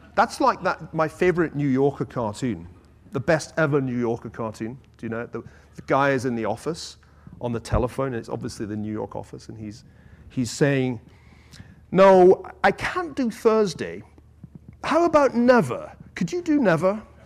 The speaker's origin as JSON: {"language": "English", "region": "Scotland", "country": "United Kingdom", "said": "as a Scotsman"}